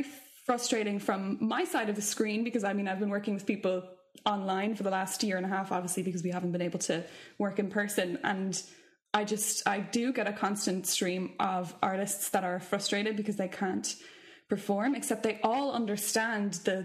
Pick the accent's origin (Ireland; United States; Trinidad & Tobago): Ireland; as Irish vocalists